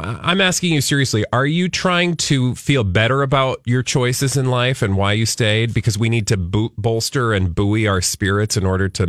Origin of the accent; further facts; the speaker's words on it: the South, United States; now in Minnesota, United States; I came from the South, and I know a lot of Minnesotans will do this thing